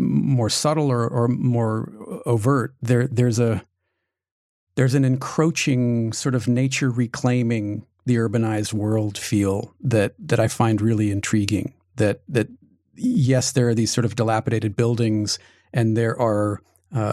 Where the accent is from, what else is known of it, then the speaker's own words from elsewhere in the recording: Southern California, United States; moved away as an adult; now in East Coast, United States; I grew up in Southern California, where you're surrounded by concrete and concrete and more concrete.